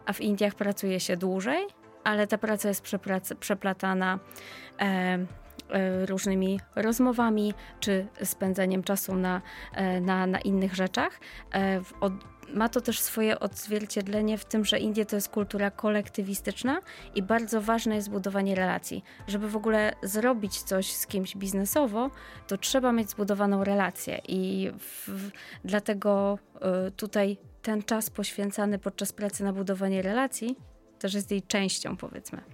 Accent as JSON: {"language": "Polish", "country": "Poland", "said": "pochodzę z Polski"}